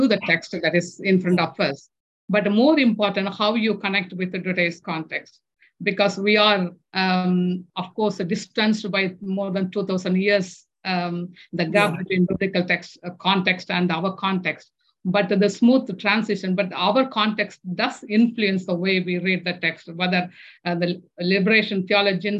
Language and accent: English; India; English is a second language; moved away as an adult; having come from the previous colonial nation, in a colonized country, India.